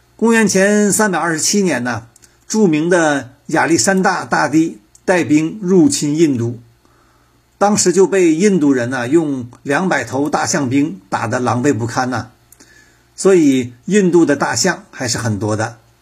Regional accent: Henan, China; 我的老家河南

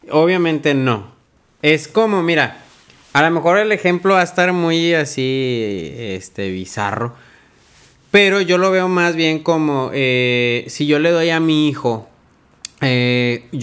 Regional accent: Monterrey, Nuevo León, Mexico; somos de Monterrey

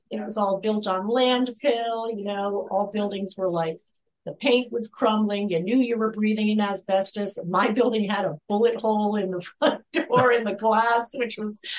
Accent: East Coast, United States; I wasn't from there. I was from the East Coast, but the logical place to go was New York City

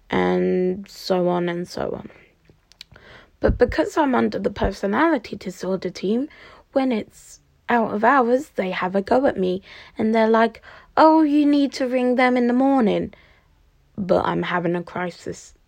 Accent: Cambridgeshire, East of England, United Kingdom; I'm from the East. I'm from Cambridgeshire, to be precise

